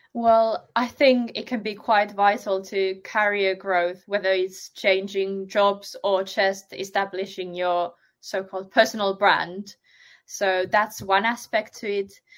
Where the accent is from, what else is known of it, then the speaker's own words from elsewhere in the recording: Finland; now in United Kingdom; I'm originally from Finland, but I've only started doing SEO once I moved to the UK